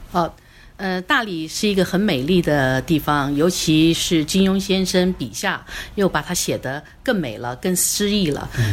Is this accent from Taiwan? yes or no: yes; Kaohsiung, Taiwan; also born or lived in Yunnan; now in Dali, China; 我是，呃，台湾高雄。嗯。然后到云南去